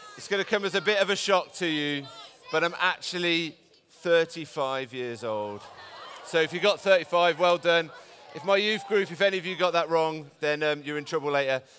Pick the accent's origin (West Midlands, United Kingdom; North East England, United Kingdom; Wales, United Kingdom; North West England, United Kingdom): West Midlands, United Kingdom; Birmingham; I'm from Birmingham. I'm a Brummie boy born and bred